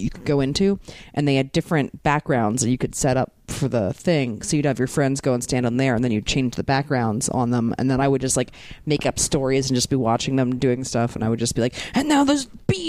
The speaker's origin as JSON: {"language": "English", "town": "Baltimore", "region": "Maryland", "country": "United States", "tie": "born or raised there"}